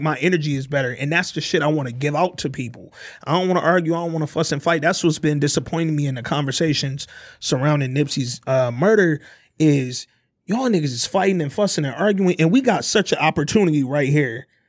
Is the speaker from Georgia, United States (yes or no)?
no; Detroit, Michigan, United States; I'm from the D